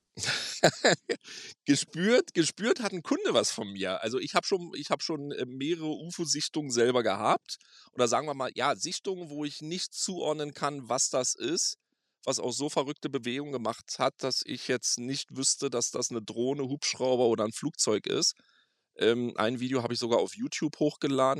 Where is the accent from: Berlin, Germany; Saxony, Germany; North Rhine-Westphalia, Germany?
Berlin, Germany; moved away as an adult; now in Las Vegas, United States; Ja, ich komme ursprünglich aus Berlin und bin dann 2013 ausgewandert in die verrückteste Stadt der Welt